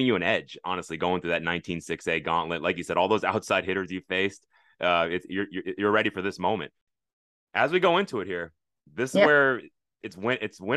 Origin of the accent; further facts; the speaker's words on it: Fort Bend County, Texas, United States; We're both from Fort Bend